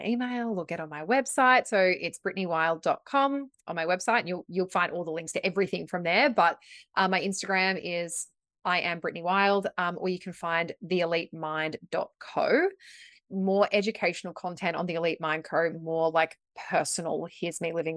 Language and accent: English; Victoria, Australia; now in Gold Coast, Australia; I'm from Victoria